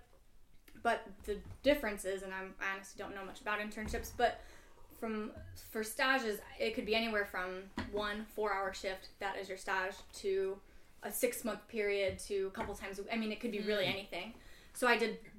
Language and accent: English; St. Louis, Missouri, United States; also born or lived in Chicago; I am a local chocolatier, born and raised in St. Louis